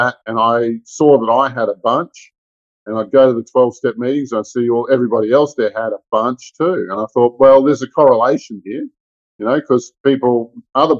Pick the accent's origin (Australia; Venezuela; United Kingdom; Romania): Australia; Melbourne, Victoria; I grew up in Melbourne, Australia